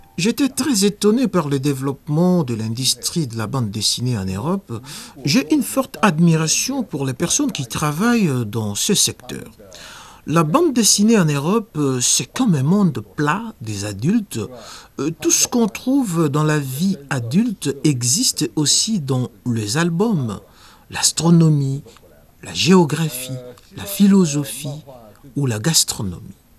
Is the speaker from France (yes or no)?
no; China; Je suis né et grandi dans la Chine nouvelle